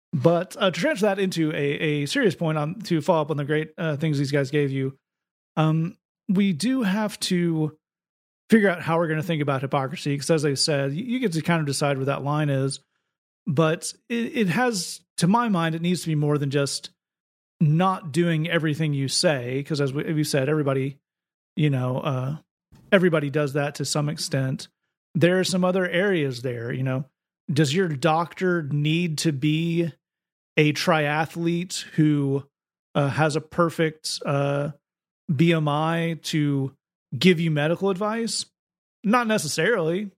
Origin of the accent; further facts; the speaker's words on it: United States; as an American